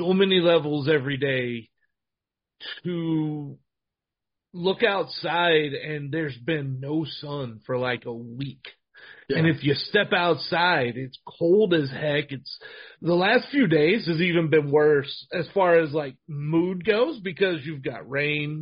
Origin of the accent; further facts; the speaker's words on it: Texas, United States; I am a Texan, born and bred